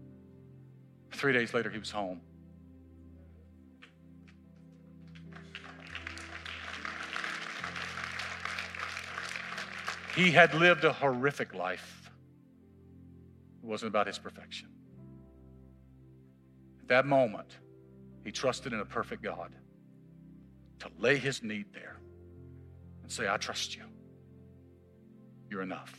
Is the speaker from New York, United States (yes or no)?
no; Mississippi, United States; I'm from Mississippi